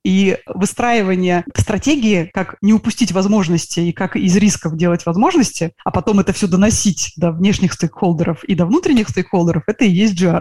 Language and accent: Russian; Saint Petersburg, Russia; я из Санкт-Петербурга